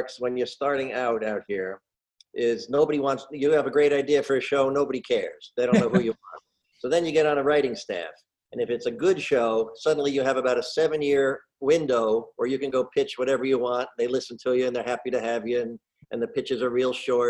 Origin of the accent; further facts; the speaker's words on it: Red Bank, New Jersey, United States; moved away as an adult; I am proudly from New Jersey, born in Red Bank, and my family has been in New Jersey since the 1640s